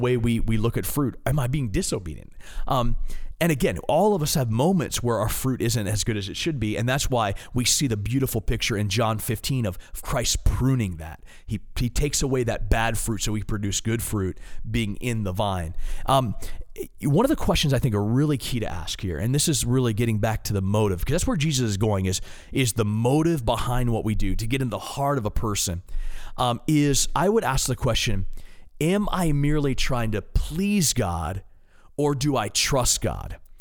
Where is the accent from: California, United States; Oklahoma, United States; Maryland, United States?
Maryland, United States; I'm an East Coast guy. I'm, I'm from Maryland.